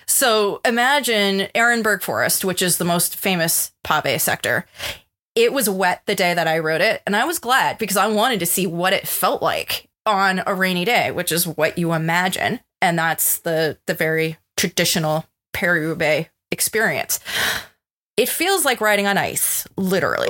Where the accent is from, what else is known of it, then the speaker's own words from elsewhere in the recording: United States; being an American